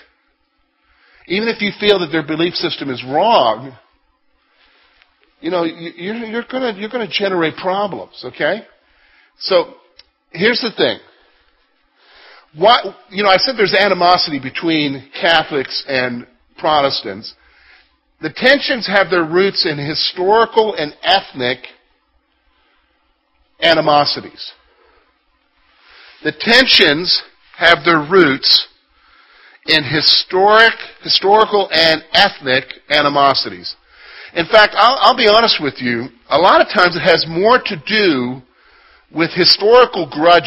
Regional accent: United States; also born or lived in Canada

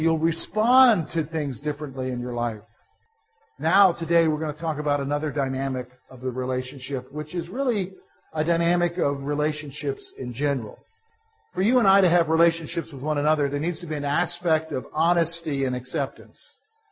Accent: Columbia, South Carolina, United States; when I was a boy, growing up in Columbia, South Carolina

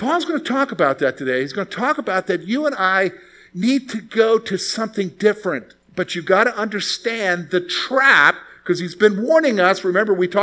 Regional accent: South Carolina, United States; I'm from the South. I'm from South Carolina, and my dad's from Eastern North Carolina

